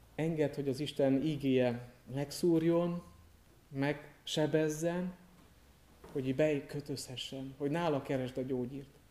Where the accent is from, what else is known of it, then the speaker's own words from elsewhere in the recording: Târgu Mureș, Mureș County, Romania; moved away as an adult; also born or lived in Cluj-Napoca, Romania / Alba County, Romania; Marosvásárhelyen születtem, Marosvásárhelyi születésű vagyok, ott is nevelkedtem